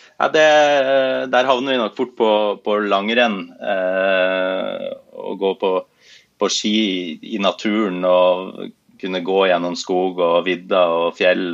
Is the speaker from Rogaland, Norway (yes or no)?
no; Bodø, Nordland, Norway; now in Oslo, Norway; jeg er opprinnelig fra Bodø, som er en, en by nord i, i Norge